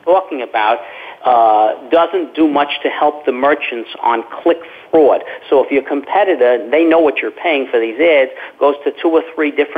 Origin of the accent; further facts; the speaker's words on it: New York City, New York, United States; moved away as an adult; now in Florida, United States; I'm originally from Brooklyn, New York.